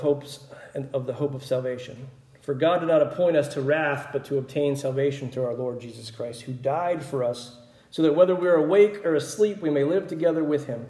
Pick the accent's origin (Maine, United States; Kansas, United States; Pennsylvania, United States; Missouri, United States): Pennsylvania, United States; moved away; also born or lived in Mississippi; Growing up in Pennsylvania, we would always get extra bread and milk